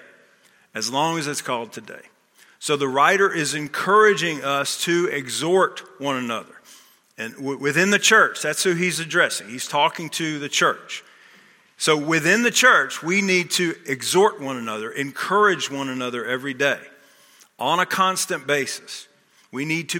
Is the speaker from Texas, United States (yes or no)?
yes; Texas, United States; moved away as an adult; also born or lived in Wilmington, Delaware; I grew up in Texas